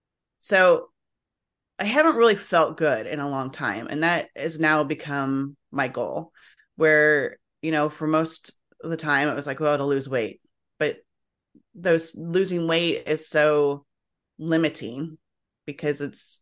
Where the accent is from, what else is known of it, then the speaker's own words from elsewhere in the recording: Illinois, United States; I grew up in Illinois, but yeah.